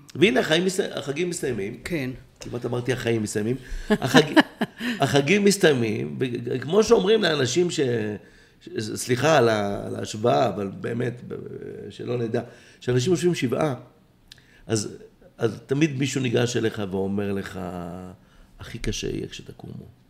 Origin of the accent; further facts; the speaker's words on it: Israel; כי אני ישראלי